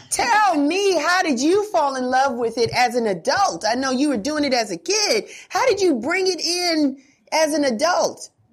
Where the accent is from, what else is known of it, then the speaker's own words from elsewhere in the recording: New York City, New York, United States; I'm a Bronx kid too